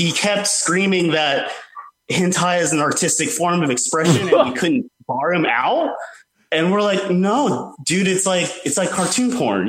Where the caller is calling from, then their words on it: Atlanta, Georgia, United States; Hey, guys. This is … from Atlanta, Georgia.